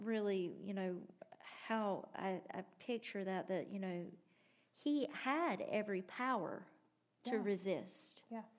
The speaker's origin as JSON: {"language": "English", "country": "United States", "said": "we're American."}